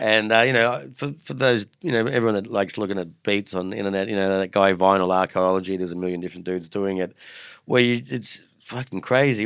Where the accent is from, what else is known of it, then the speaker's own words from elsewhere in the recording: Australia; as an Aussie kid